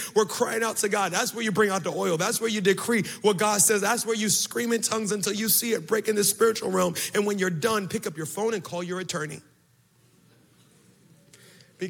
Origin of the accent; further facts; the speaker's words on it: Baltimore, Maryland, United States; I'm from Baltimore